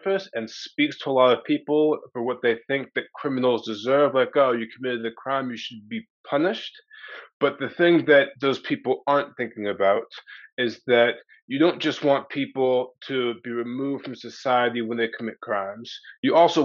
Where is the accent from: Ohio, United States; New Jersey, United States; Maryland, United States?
Maryland, United States; I was raised in Maryland to fundamentalist Christian parents